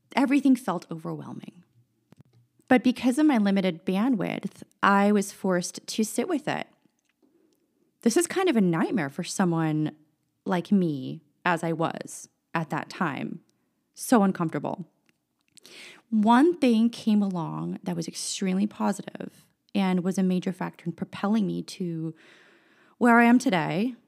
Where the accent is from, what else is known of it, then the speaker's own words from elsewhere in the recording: San Francisco, California, United States; also born or lived in Chicago; I was born and raised in San Francisco, California